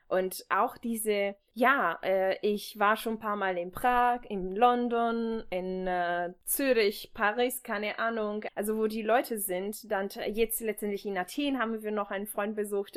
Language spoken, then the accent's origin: German; Leipzig, Saxony, Germany; also born or lived in Zwenkau; now in Dresden, Germany; ich wurde in Zwenkau geboren, bin aber in Leipzig aufgewachsen